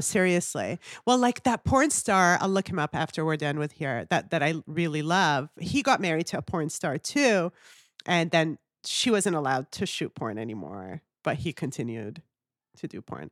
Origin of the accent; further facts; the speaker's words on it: Kuwait; moved away; also born or lived in Canada; I was born and raised in the Middle East